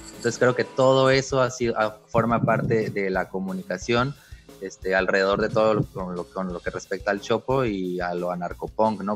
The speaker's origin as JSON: {"language": "Spanish", "town": "Mexicali", "region": "Baja California", "country": "Mexico", "said": "yo soy de Mexicali, Baja California, soy del norte"}